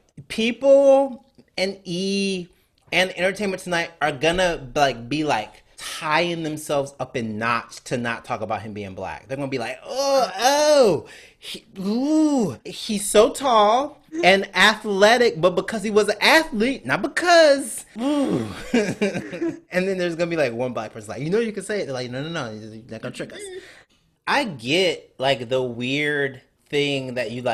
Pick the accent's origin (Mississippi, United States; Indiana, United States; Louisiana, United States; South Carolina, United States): Mississippi, United States; moved away as an adult; also born or lived in Alabama / New York; I grew up in Mississippi